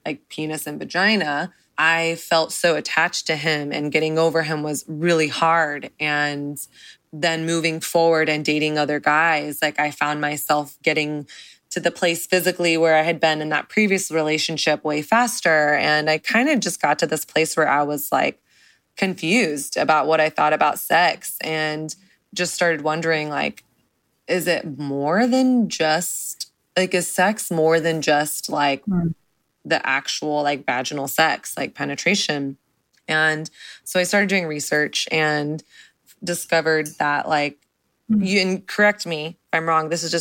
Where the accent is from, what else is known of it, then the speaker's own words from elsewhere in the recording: the South, United States; I grew up in the South